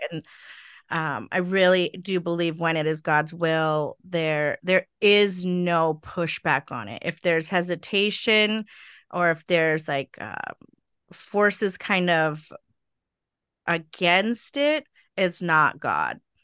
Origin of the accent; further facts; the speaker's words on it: Stockton, California, United States; also born or lived in Sacramento, California; I grew up in Stockton